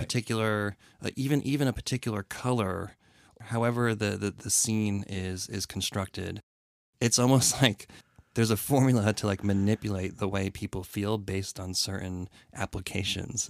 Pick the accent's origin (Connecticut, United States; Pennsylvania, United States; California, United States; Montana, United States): Connecticut, United States; growing up in Connecticut, … being a Connecticut band